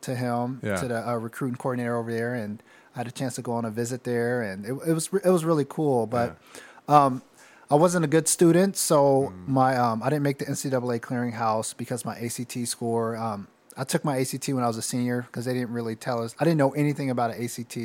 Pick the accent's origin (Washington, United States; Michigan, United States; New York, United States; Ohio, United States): Ohio, United States; Columbus; I'm from Columbus